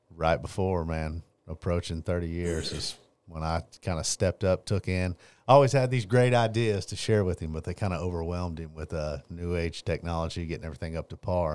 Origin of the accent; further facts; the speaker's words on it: Longview, Texas, United States; I grew up here in Longview, Texas, born and raised